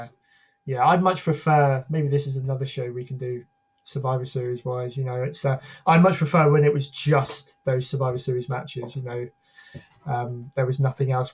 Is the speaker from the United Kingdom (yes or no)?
yes; United Kingdom; as a Brit